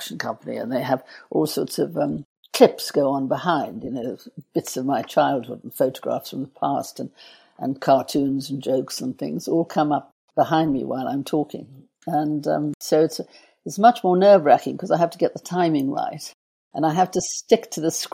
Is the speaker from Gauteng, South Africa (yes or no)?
yes; Johannesburg, Gauteng, South Africa; born or raised there